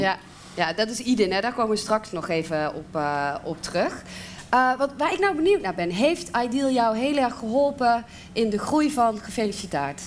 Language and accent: Dutch; South Limburg, Netherlands; ik kom uit Zuid-Limburg